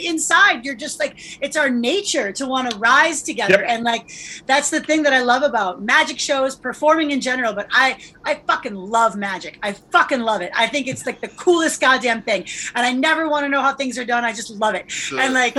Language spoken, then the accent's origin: English; United States; I'm American